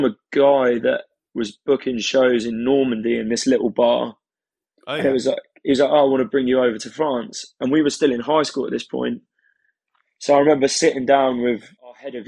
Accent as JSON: {"language": "English", "area": "Isle of Wight", "region": "South East England", "country": "United Kingdom", "tie": "born or raised there", "said": "I moved here when I was 6."}